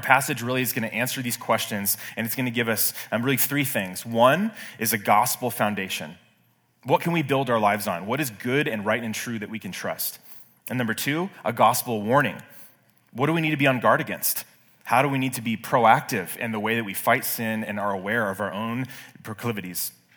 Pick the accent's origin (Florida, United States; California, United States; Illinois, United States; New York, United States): California, United States; Bay Area; moved away; I'm from the Bay Area